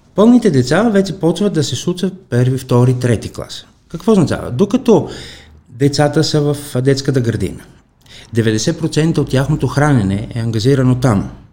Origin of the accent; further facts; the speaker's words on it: Kalamata, Peloponnese, Greece; Bulgarian is a second language; moved away as an adult; now in Bulgaria; в моя град, в Каламата, аз съм от Южна Гърция